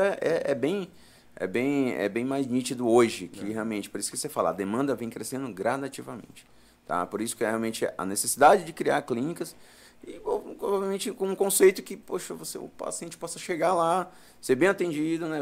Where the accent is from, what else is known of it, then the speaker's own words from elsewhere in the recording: Floriano, Piauí, Brazil; moved away as an adult; now in São Paulo, Brazil; Na verdade, eu nasci no Piauí, sou natural de Floriano